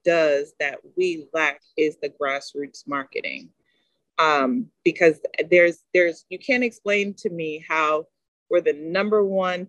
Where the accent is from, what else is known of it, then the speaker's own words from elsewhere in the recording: United States; also born or lived in Texas; an American athlete